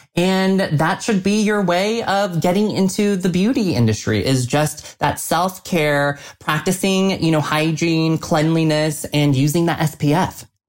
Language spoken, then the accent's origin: English; Colorado Springs, Colorado, United States; growing up in Colorado Springs, Colorado, and being the lone Asian face